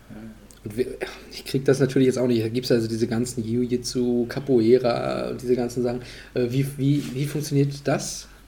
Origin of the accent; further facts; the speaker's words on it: Löcknitz, Mecklenburg-Vorpommern, Germany; also born or lived in Pasewalk; geboren bin ich in Pasewalk. Ja? Und aufgewachsen bin ich in Löcknitz.